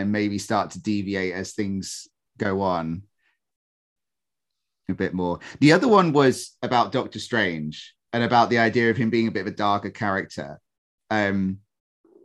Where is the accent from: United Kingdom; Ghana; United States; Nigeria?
United Kingdom